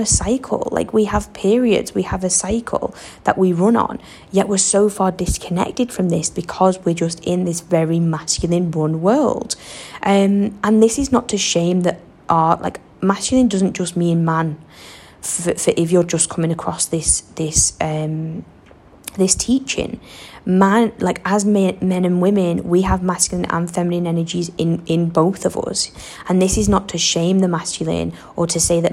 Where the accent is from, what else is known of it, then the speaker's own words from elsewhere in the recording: Western Australia, Australia; accent: thick Western Australian; I'm still definitely a wazza girl through and through. Can you not even tell by like the thick accent and some of the weird things I say?